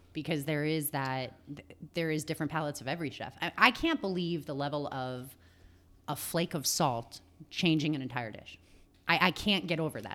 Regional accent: Long Island, New York, United States; moved away as an adult; also born or lived in Los Angeles / San Diego; I grew up in Long Island in New York

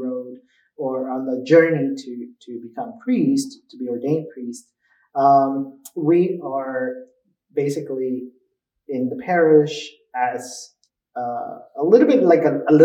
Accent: New Jersey, United States; also born or lived in Cuernavaca, Mexico; I was born in Cuernavaca, Mexico. And then at the age of 4, my family moved to New Jersey

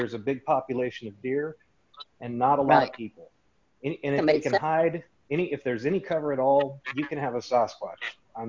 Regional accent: Colorado, United States; now in Nebraska, United States; I'm originally from Colorado. I grew up in the Rocky Mountains. And the funny thing is I moved to Nebraska out here in the flatlands where there's no mountains and not a lot of woods.

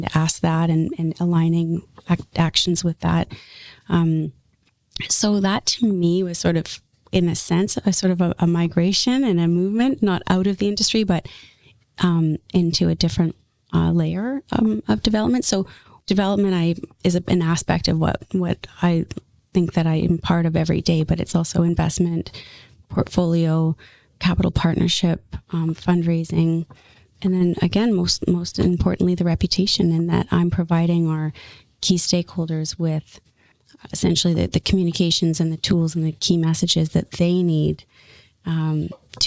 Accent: Ladner, British Columbia, Canada; also born or lived in St. John's, Newfoundland; I grew up in Ladner

